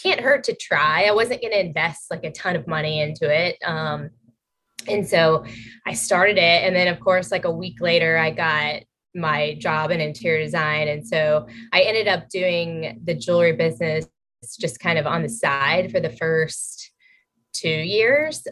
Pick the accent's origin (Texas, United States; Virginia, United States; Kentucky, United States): Virginia, United States; moved away as an adult; also born or lived in Athens, Georgia / Charlotte, North Carolina / New York City; now in Connecticut, United States; I grew up in Virginia